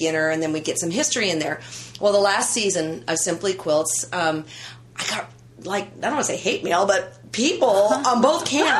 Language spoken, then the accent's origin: English; Livermore, California, United States; I grew up quilting in the San Francisco Bay Area. I'm still there.